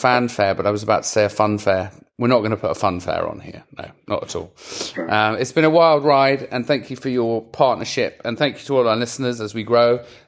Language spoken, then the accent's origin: English; England, United Kingdom; I'm English